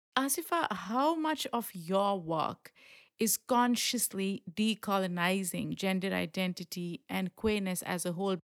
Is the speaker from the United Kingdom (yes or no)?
no; Pakistan; moved away; the way I grew up in Pakistan, very protected